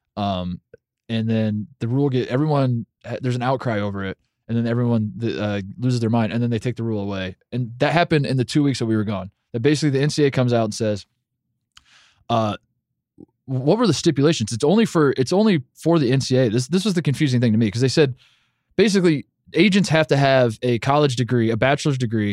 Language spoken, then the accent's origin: English; Midwest, United States; I'm just from the Midwest.